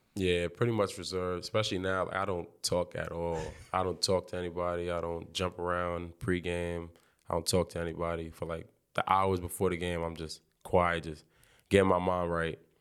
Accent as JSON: {"language": "English", "town": "New York City", "region": "New York", "country": "United States", "said": "Brownsville, I'm from Brownsville."}